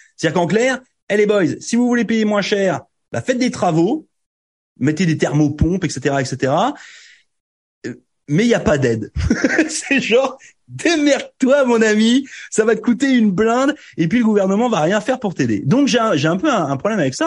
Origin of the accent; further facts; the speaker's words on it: France; now in Canada; quand on vient de France